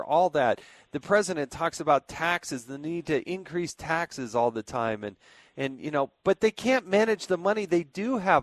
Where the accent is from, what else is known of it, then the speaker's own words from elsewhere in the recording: California, United States; moved away; I was born in California